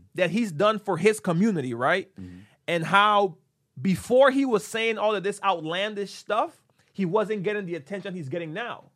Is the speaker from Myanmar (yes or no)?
no; Honduras; moved away; we grew up in Honduras